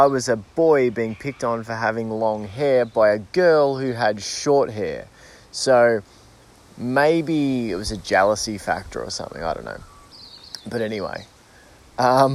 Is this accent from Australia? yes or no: yes; Australia; I definitely called it soccer growing up, just because in Australia there's rugby, which gets called football